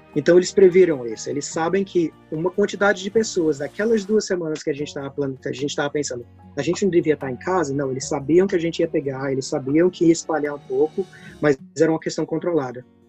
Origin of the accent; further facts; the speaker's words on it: Brazil; moved away as an adult; now in Worthing, United Kingdom; depois que eu saí do Brasil